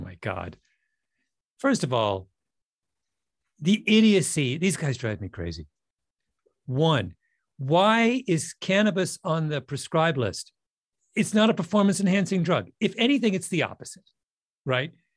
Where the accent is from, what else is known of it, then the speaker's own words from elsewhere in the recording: Canada; I grew up in Canada